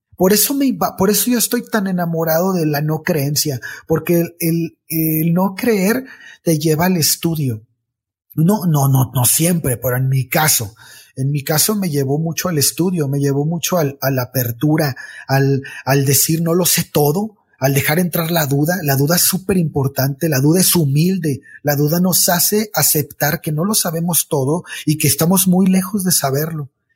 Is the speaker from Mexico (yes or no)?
yes; Mexico; como muchas personas en mi país, estamos en México